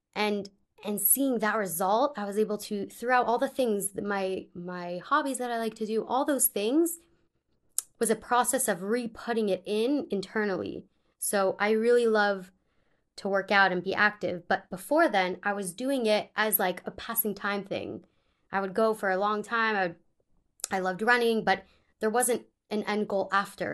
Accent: Pittsburgh, Pennsylvania, United States; moved away as an adult; also born or lived in California; I am originally from Pittsburgh

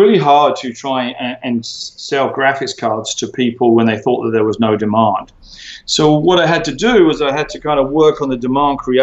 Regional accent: United Kingdom; moved away as an adult; also born or lived in Silicon Valley / Hollywood; now in Los Angeles, United States; as you can hear, I'm a British guy. I moved to America in 2005

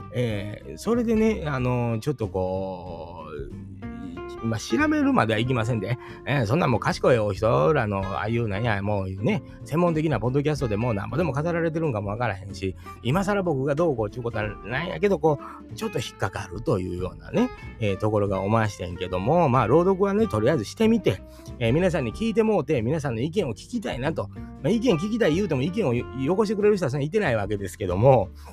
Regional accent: Japan; 僕はもうあの日本で生まれ育った人間

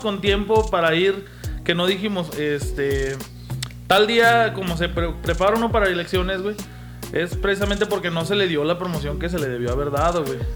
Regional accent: Mexico; daría un gusto como mexicano

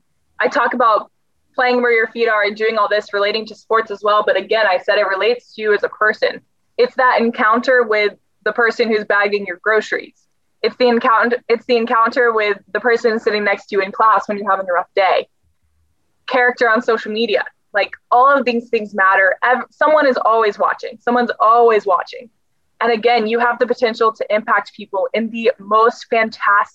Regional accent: the South, United States; I'm also from the South. And so I'm very big on these like little acts of kindness because we're so big on Southern hospitality.

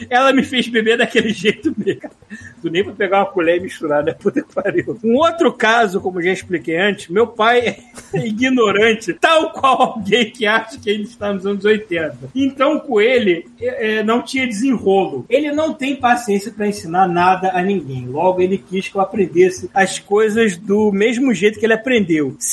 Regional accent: Rio de Janeiro, Brazil; Fui criado na Sulacap, saudosa Sulacap, lá perto de onde eu morava, até os 12 anos e passava meus dias na rua, jogando bola, andando de bicicleta

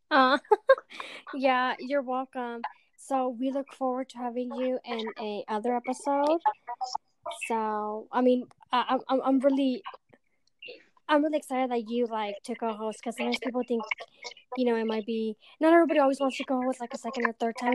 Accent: hometown down south of San Jose, California, United States; moved away as an adult; now in San Jose, United States; my hometown

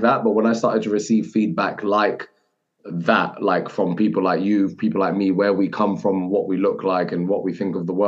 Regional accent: United Kingdom; as a British Muslim in the football media space

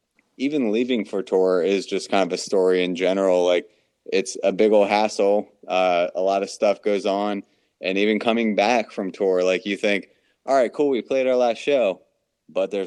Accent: East Coast, United States; we're all from the East Coast

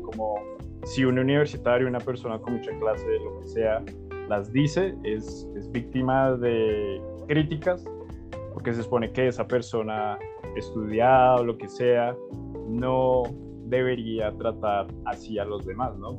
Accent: Colombia; entendiendo ese tribu como colombianos

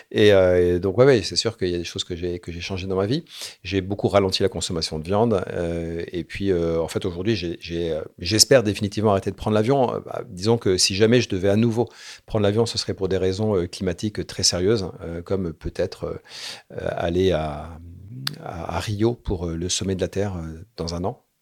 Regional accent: Morocco; born there; Alors moi, je suis né au Maroc. Mon père était en coopération euh, à la Royal Air Maroc. Il est pilote de ligne.

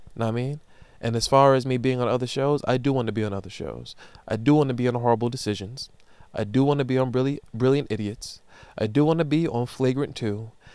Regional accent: Amityville, New York, United States; I'm from Amityville

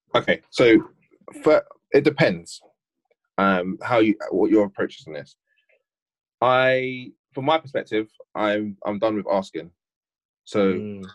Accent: United Kingdom; now in Bristol, United Kingdom; this generation was born in this country to parents primarily who were born in this country we went to school in this country

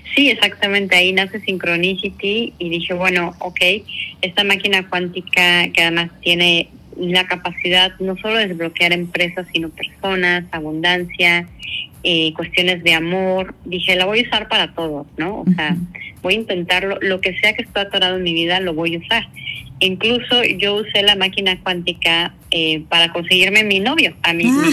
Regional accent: Mexico City, Mexico; moved away as an adult; also born or lived in Australia; yo soy originaria de la Ciudad de México

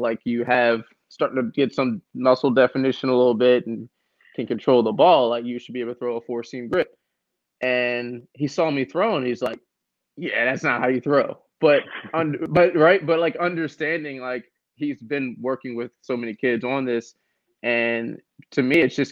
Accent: Philadelphia, Pennsylvania, United States; I'm from North Philly

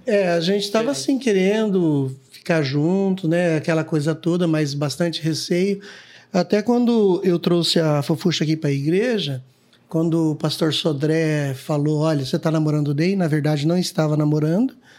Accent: Guaraci, Paraná, Brazil; now in Londrina, Brazil; Sou de Guaraci, né? Nasci no dia 8 do mês 7 do ano 65

